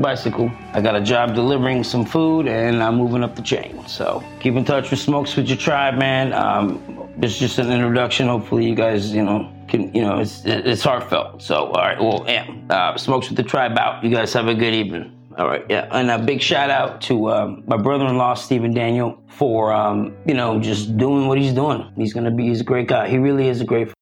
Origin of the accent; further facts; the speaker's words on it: South Africa; also born or lived in Florida; now in California, United States; I'm South African. I came to Florida.